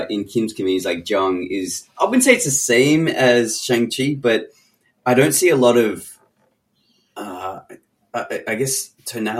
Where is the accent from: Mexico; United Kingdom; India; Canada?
Canada; Toronto, Ontario; moved away; I'm originally from Toronto